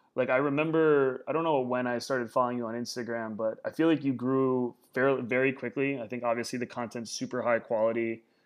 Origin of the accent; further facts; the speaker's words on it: Warsaw, Indiana, United States; moved away; my childhood was in Indiana